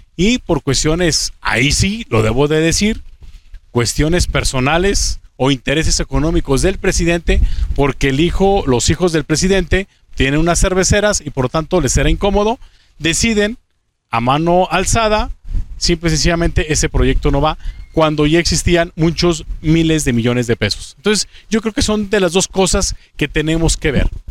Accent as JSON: {"language": "Spanish", "country": "Mexico", "said": "como mexicano"}